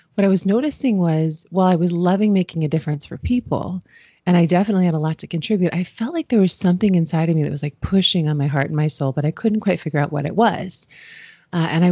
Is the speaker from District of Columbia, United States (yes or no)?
yes; Washington, District of Columbia, United States; I grew up in Washington, D.C. in the U.S.